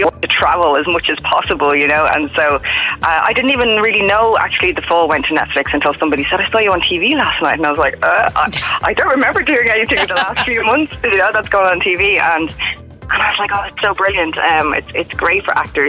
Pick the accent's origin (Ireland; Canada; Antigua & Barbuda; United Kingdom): Ireland; Dublin, Leinster; moved away as an adult; also born or lived in San Francisco; I grew up in Dublin